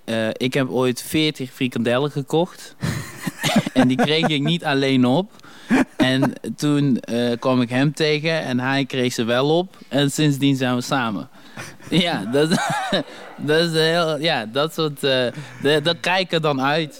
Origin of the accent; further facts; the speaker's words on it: Dommelen, North Brabant, Netherlands; accent: Brabant; also born or lived in Congo; ik kom uit Dommelen, weet je wel. we waren een van de eerste zwarte families daar